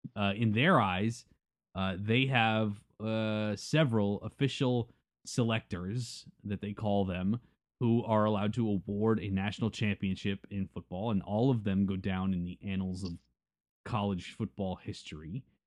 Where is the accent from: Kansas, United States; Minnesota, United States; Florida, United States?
Florida, United States; Tampa area; we grew up in the Tampa area